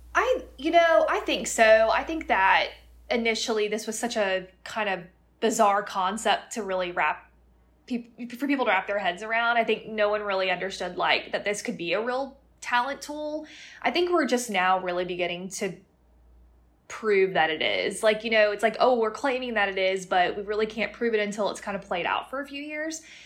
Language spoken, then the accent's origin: English; Plant City, Florida, United States; moved away; I'm from Plant City, Florida, which is actually a suburb of Tampa, and most people have never even heard of it